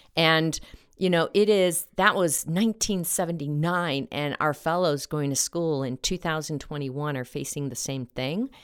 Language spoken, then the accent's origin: English; Mexico; now in Colorado, United States; my little town in Mexico